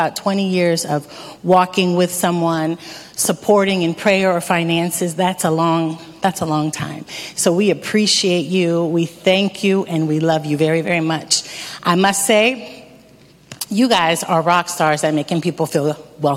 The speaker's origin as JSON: {"language": "English", "town": "Erie", "region": "Pennsylvania", "country": "United States", "tie": "born or raised there", "also_born_or_lived": "Dominican Republic", "moved": "as an adult", "said": "I am from Erie, Pennsylvania, born and raised"}